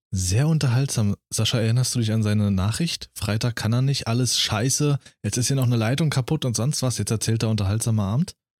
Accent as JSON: {"language": "German", "region": "Berlin", "country": "Germany", "also_born_or_lived": "Thuringia", "moved": "yes", "lives_now": "Brandenburg, Germany", "said": "war ich selbst als Berliner, war ich ein bunter Hund. Nur weil ich aus Berlin komme"}